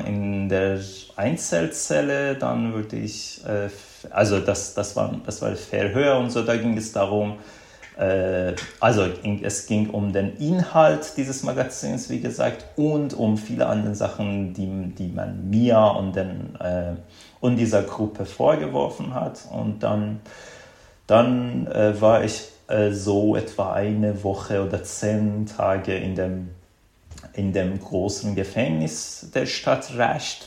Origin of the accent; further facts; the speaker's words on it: small town in northwestern Iran, Iran; German is a second language; moved away as an adult; now in Germany; Mein Leben im Iran war eigentlich mindestens bis zum Studium ganz äh, typisch für einen, äh, einen Mann in äh, einem schiitischen Straight Man in einem äh, in einem mm, kleinen in einer Kleinstadt im nordwestlichen Iran.